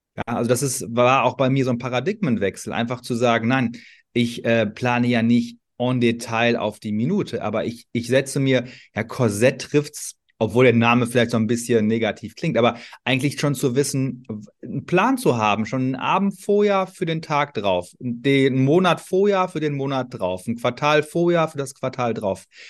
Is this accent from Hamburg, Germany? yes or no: no; Ruhr area, North Rhine-Westphalia, Germany; ich komme aus dem Ruhrgebiet, vielleicht hört man